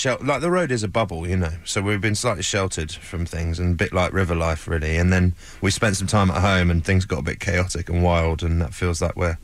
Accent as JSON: {"language": "English", "country": "United Kingdom", "said": "we're British"}